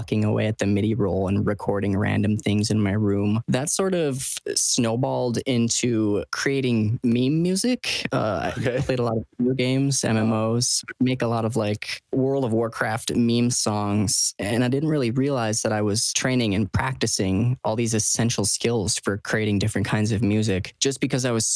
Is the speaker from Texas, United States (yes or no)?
no; Stevens Point, Wisconsin, United States; I was born and raised in central Wisconsin